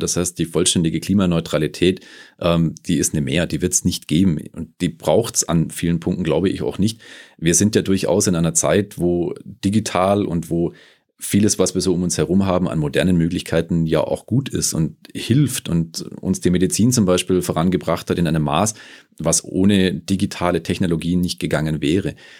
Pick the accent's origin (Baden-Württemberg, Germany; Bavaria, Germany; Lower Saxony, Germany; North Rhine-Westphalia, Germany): Baden-Württemberg, Germany; Stuttgart; moved away as an adult; now in Munich, Germany; komme ursprünglich aus Stuttgart, bin äh, mittlerweile seit 2008 hier in München zu Hause